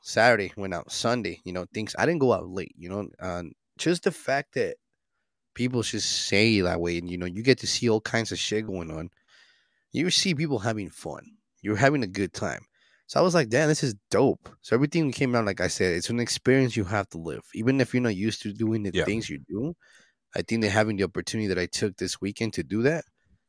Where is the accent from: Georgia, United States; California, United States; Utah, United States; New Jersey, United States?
Utah, United States; not because I'm here from Utah, I'm from Utah.